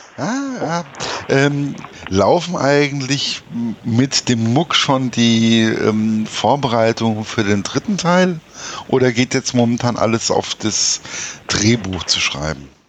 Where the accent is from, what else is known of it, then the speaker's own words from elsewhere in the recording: Hesse, Germany; als Hesse